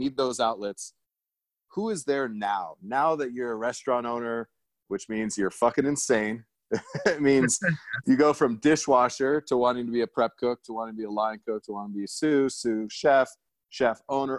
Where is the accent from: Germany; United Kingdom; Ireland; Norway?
Germany; And I grew up in Germany. And then I got to go back and cook there a little bit.